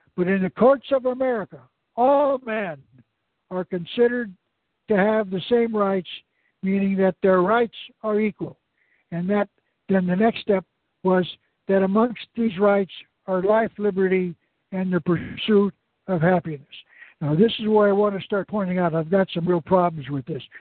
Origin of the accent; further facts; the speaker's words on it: Arizona, United States; my home state of Arizona